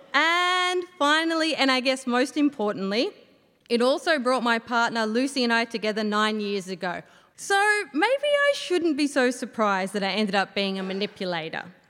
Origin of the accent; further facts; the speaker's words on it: Yass, New South Wales, Australia; I grew up in Yas with my brother